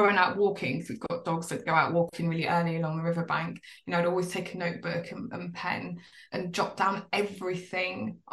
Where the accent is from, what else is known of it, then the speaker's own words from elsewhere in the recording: London, United Kingdom; now in Somerset, United Kingdom; I moved personally. I moved from London. Well, I'd moved all over the place, but I started off in London and I moved to rural Somerset.